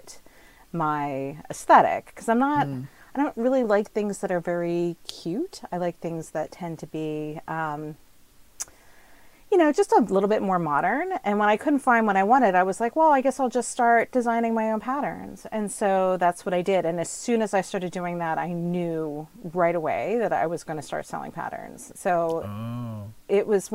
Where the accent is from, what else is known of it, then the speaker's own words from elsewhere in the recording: New Jersey, United States; also born or lived in Yukon, Canada; now in Nova Scotia, Canada; I'm originally from New Jersey